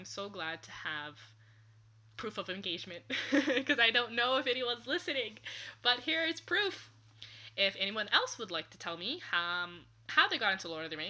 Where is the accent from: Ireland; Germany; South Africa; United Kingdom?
Germany; I forgot to say, I'm from Germany.